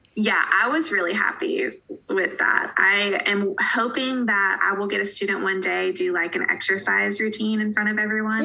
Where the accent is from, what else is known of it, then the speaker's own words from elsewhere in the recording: Asheville, North Carolina, United States; moved away as an adult; also born or lived in Johnson City, Tennessee; now in Eastern Tennessee, United States; I live in Eastern Tennessee now, but I'm from a, uh, a little a city in Western North Carolina called Asheville